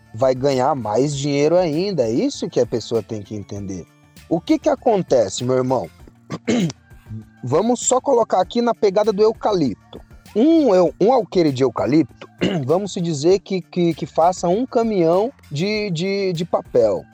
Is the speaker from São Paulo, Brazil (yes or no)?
yes; Mogi das Cruzes, São Paulo, Brazil; eu sou de Mogi das Cruzes